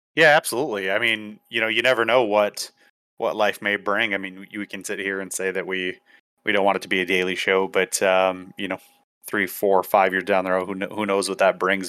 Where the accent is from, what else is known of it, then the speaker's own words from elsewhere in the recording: Minnesota, United States; moved away as an adult; born and raised in Minnesota and, um, you know, spent most of my life there